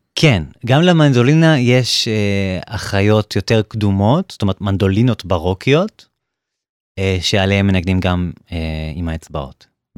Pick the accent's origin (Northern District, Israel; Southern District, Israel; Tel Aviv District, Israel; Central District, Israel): Southern District, Israel; Beersheba; now in Germany; כשהייתי ממש אה, קטן, הייתי בן שמונה, um, בבאר שבע.